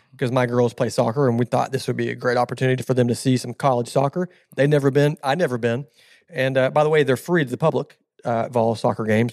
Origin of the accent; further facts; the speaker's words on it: Southern California, United States; now in Tennessee, United States; I'm from Southern California originally